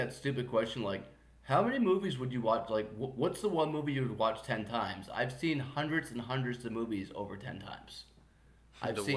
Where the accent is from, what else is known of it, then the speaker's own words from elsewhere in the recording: Long Island, New York, United States; I grew up on Long Island